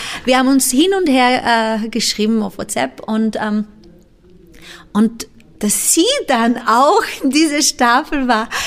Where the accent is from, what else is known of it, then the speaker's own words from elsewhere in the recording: Timor-Leste; ich bin im, äh, im Osttimor geboren, das mhm. ist eine mhm. ex-portugiesische Kolonie